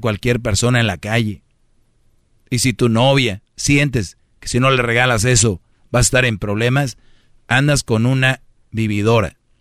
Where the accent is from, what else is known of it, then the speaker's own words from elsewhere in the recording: Monterrey, Nuevo León, Mexico; Yo soy de Monterrey